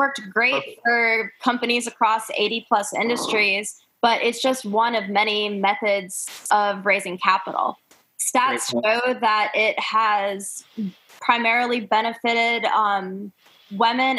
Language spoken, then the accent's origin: English; Raleigh, North Carolina, United States; I'm from Raleigh